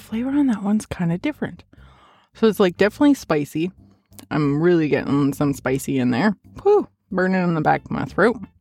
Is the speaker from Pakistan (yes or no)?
no; Edmonton, Alberta, Canada; moved away; I am originally from Edmonton